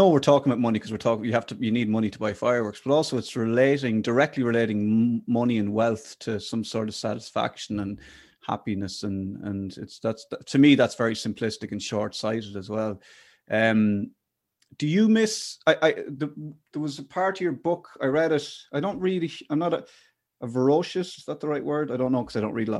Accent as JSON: {"language": "English", "town": "Athlone", "region": "Westmeath", "country": "Ireland", "tie": "born or raised there", "said": "when I grew up in Athlone in the Midlands"}